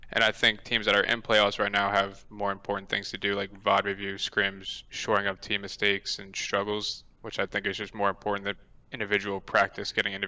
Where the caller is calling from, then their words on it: New York, United States; Orange County, New York.